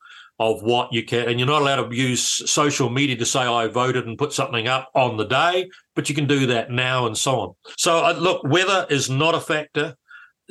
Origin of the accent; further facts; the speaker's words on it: Auckland, New Zealand; when I was a little kid growing up in Auckland in the early 50s